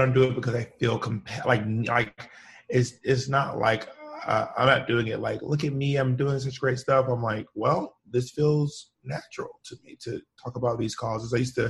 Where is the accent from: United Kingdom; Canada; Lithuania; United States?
United States; the South; my experiences growing up in the South with a Black Southern mom, and growing up queer.